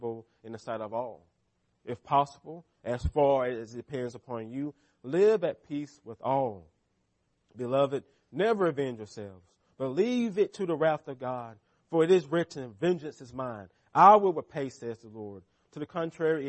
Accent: United States; as American Christians

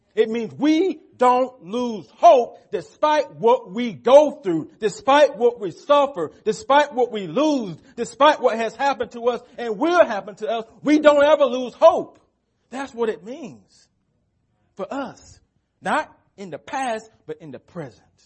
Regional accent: United States; as American Christians

